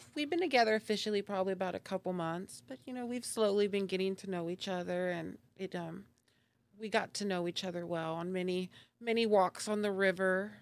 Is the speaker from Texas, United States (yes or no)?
yes; Dallas, Texas, United States; moved away as an adult; now in Tulsa, United States; was born and raised in Dallas, actually. So, um, I spent about thirty-four years out there